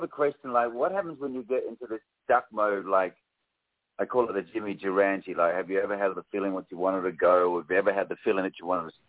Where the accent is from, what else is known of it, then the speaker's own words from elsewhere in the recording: Australia; moved away as an adult; now in United States; I've been living here in America for 10 years, and I'm Australian.